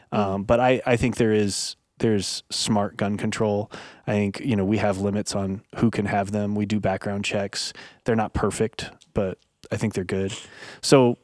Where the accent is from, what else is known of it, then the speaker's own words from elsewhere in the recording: United States; I was raised in America